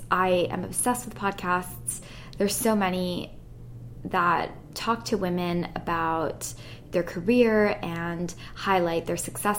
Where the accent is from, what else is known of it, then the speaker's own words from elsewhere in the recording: Athens, Attica, Greece; moved away; I moved here 6.5 years ago from Europe. I'm Italian, but I grew up in Athens in Greece. And I went to a British school, which is why I don't have an accent.